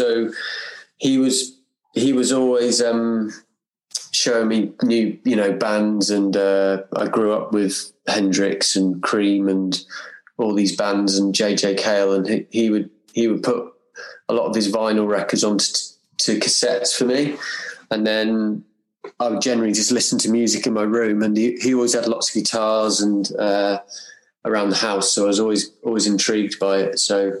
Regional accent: Cornwall, South West England, United Kingdom; moved away; also born or lived in Manchester; I grew up in Cornwall, and around the time that I grew up, there was a lot of music around.

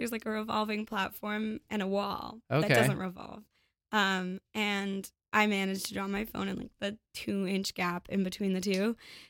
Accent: Toronto, Ontario, Canada; born there; well, I was born in Toronto, and I'm, you know, in my early 20s now, and we'd never gone up the CN Tower until last week

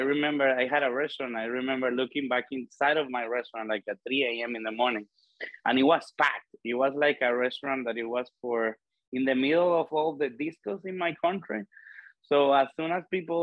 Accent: Dominican Republic; I was born and raised in the Dominican Republic

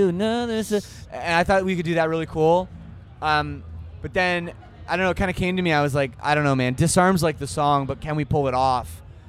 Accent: Toronto, Ontario, Canada; And being that I'm from Toronto, I have a pretty crazy personal

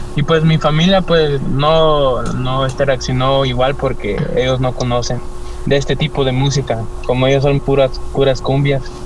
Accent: El Salvador; moved away; Del Salvador, yo vengo del Salvador.

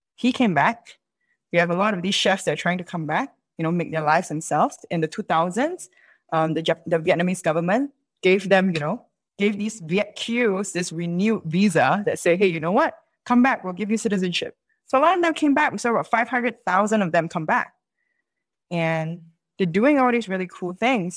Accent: Singapore; accent: Singaporean English; first language English; I'm Singaporean

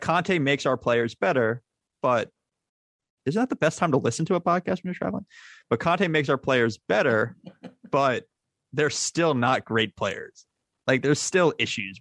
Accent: United States; me being American

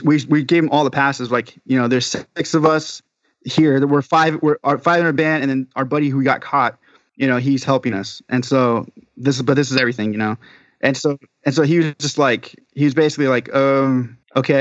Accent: Southern California, United States; we're from Southern California.

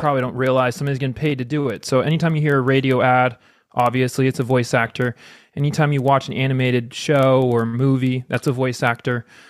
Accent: United States; I'm American

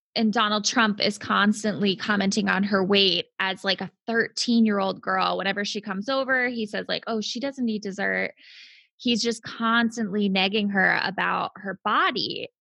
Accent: Worcester, Massachusetts, United States; accent: Worcester; when I hang out with people from Worcester, my accent sure. is more pronounced

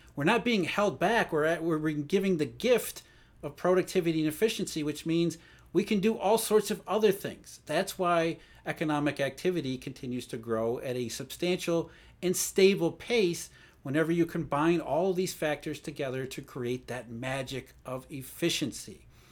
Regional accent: Rust Belt, United States; I grew up in the Rust Belt, so I saw the downside of globalization

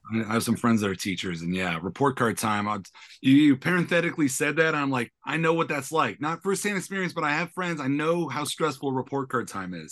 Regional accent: San Francisco, California, United States; also born or lived in New York / London; I always kinda ended up back where I'm from, which I was born and raised in San Francisco

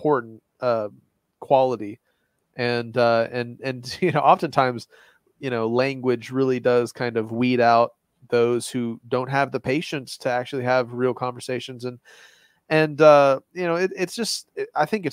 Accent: Gatlinburg side of Nashville, Tennessee, United States; I'm from the Gatlinburg side of Nashville

